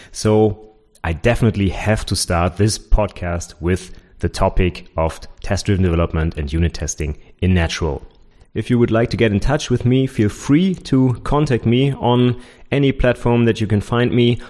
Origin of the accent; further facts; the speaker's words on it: Germany; also born or lived in Nuremberg; my former professor in my hometown, where I did my bachelor's degree